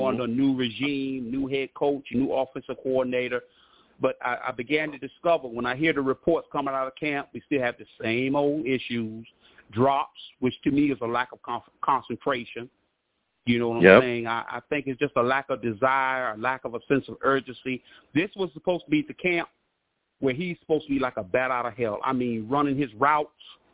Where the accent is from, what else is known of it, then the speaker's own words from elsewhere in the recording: New York City, New York, United States; I'm from Brooklyn, New York